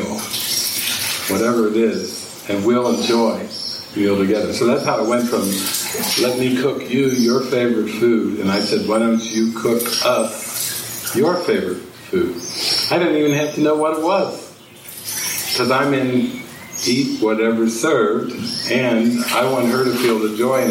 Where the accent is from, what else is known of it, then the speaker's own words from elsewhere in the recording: Midwestern United States, United States; moved away as an adult; growing up in Midwestern United States